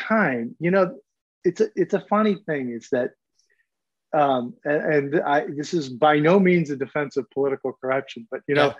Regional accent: Illinois, United States; I mean, listen, I grew up just outside of Chicago.

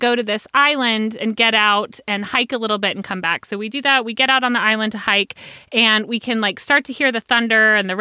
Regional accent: Georgia, United States; moved away as an adult; also born or lived in Netherlands; growing up in Georgia

